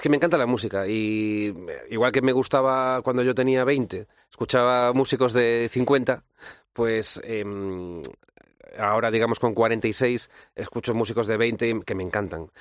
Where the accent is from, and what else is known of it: Galicia, Spain; born or raised there; also born or lived in Latin America